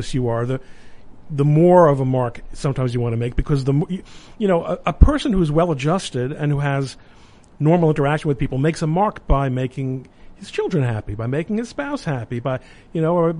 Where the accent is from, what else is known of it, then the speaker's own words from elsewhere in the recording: New York City, New York, United States; I was growing up in Brooklyn in the late 60s and 70s